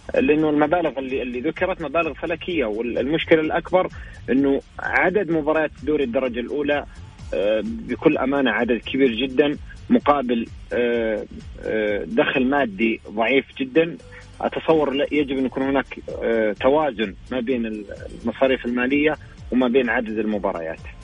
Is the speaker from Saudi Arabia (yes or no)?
yes; Saudi Arabia; عندنا في السعودية